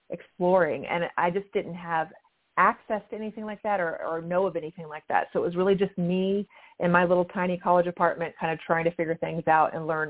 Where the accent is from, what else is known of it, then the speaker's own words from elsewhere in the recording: Louisiana, United States; I grew up in mostly in Louisiana, and I went to college at Louisiana State University